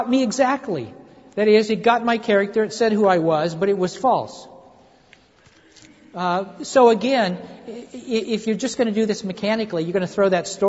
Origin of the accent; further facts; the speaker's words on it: Kansas, United States; moved away; I'm from Kansas